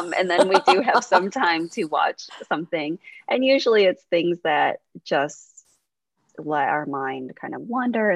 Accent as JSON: {"language": "English", "region": "West Michigan", "country": "United States", "tie": "born or raised there", "said": "I also have kind of a white or, you know, Caucasian upbringing from West Michigan"}